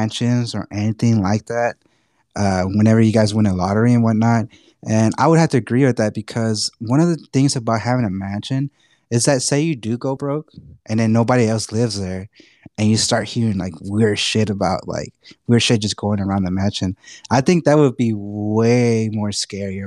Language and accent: English; Texas, United States; accent: Texan; being a native Texan